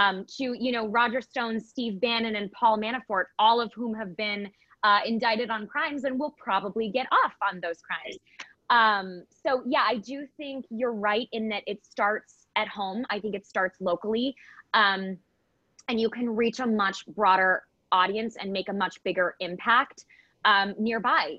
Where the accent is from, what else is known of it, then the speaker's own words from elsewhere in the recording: Michigan, United States; I was born and raised in Michigan um, a, a more liberal part of Michigan